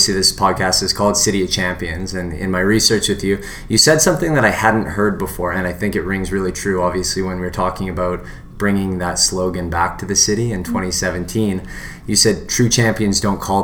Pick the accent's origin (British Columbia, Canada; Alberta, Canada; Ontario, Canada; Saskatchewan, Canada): British Columbia, Canada; Vancouver; moved away as an adult; now in Edmonton, Canada; I was born in Edmonton, but grew up in Vancouver. From the time I was about 1 to 22 years old, I was out in Vancouver.